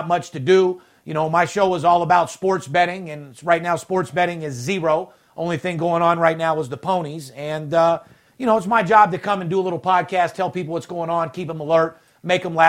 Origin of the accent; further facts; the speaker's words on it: North Las Vegas, Nevada, United States; Kid from the streets, born and raised in North Las Vegas, was born with nothing and turned nothing into something